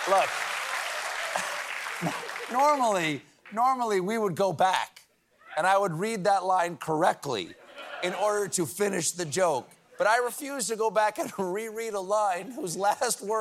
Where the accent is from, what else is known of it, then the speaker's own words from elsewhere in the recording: South Carolina, United States; I'm from South Carolina, and I love the accent.